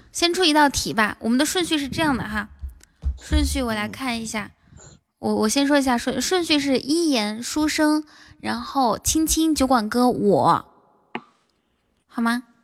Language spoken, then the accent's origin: Chinese; Inner Mongolia, China; 我内蒙古的